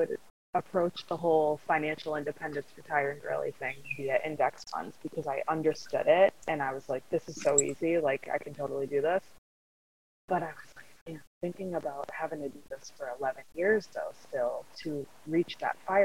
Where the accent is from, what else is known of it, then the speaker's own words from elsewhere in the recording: Central Massachusetts, United States; I'm from Central Massachusetts, born and raised, and love it and still live here